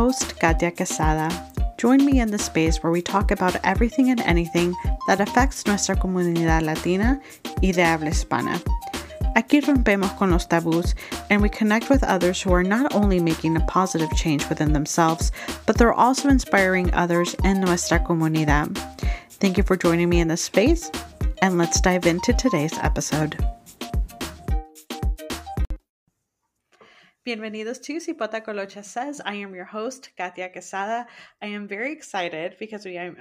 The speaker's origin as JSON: {"language": "English", "town": "San Francisco", "region": "California", "country": "United States", "tie": "born or raised there", "said": "I'm Salvadorian, but I was born in San Francisco"}